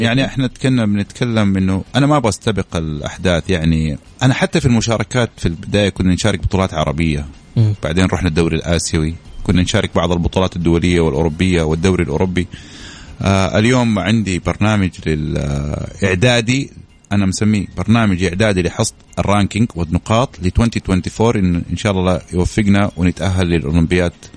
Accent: Saudi Arabia; إحنا كسعودية

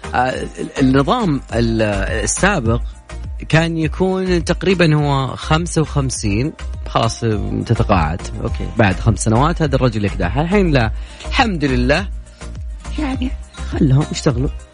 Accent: Saudi Arabia; عندنا في المملكة العربية السعودية

